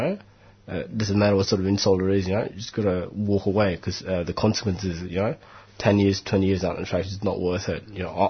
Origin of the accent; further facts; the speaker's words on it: Melbourne, Victoria, Australia; I'm a solicitor, I'm from Melbourne, you know, I'm just here to see how things are done in Queensland.